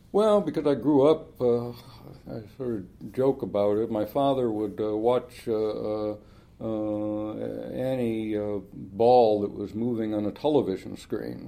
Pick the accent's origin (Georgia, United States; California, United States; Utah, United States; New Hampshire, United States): California, United States; Los Angeles; I grew up in Los Angeles in the shadow of Hollywood